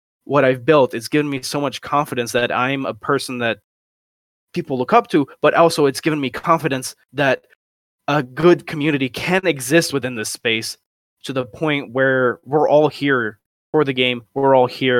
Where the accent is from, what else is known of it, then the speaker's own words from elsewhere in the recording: Brazil; I come from Brazil